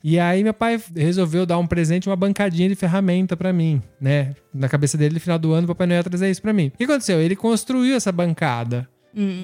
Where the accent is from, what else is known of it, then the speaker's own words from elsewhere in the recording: Brazil; moved away; nasci no Brasil, uma cidade que tem calor, não tinha lareira